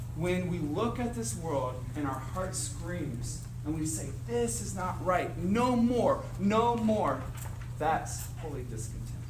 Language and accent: English; Cincinnati, Ohio, United States; I'm from Cincinnati